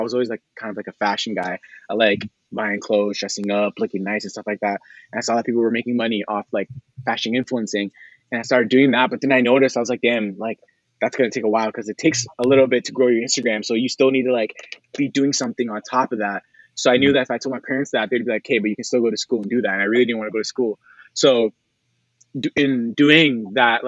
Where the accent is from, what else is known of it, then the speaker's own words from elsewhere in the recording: Hamilton, Ontario, Canada; I'm from Hamilton, Ontario